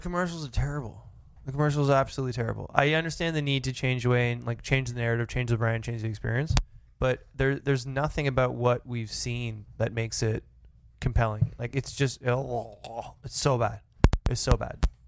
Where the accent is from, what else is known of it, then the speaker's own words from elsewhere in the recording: Canada; as a Canadian